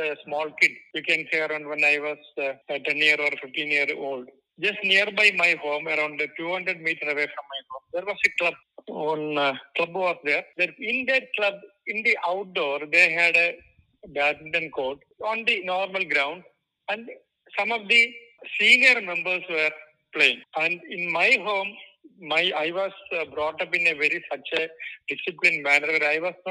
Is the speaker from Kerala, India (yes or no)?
yes; Thiruvananthapuram, Kerala, India; I am from Trivandrum, which is the extreme southern part of India. You can say I'm from Kerala